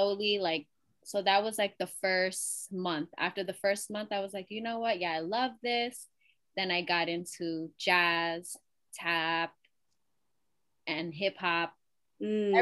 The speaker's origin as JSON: {"language": "English", "town": "New York City", "region": "New York", "country": "United States", "said": "I'm from Elmhurst."}